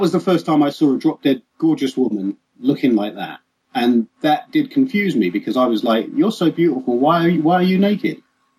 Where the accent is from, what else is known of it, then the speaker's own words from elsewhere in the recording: London, United Kingdom; I grew up in Hackney